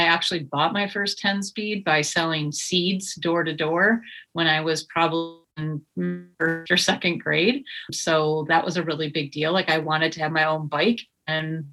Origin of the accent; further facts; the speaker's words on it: Grand Rapids, Michigan, United States; also born or lived in Detroit, Michigan / Dayton, Ohio / Chicago / New York; I consider Grand Rapids definitely my hometown